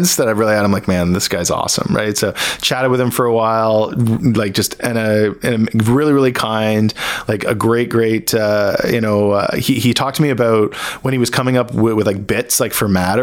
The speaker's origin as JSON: {"language": "English", "town": "Hamilton", "region": "Ontario", "country": "Canada", "tie": "born or raised there", "also_born_or_lived": "Burlington, Ontario", "said": "So I grew up in Hamilton, Ontario. I was born there and I grew up in like the Hamilton, Burlington area."}